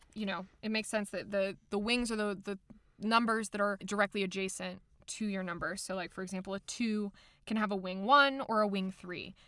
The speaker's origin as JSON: {"language": "English", "country": "Germany", "tie": "born or raised there", "said": "I was raised in Germany"}